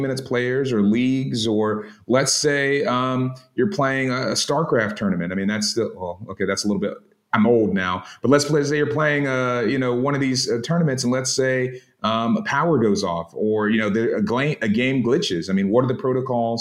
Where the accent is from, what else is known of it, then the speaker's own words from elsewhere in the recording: South Carolina, United States; my home state of South Carolina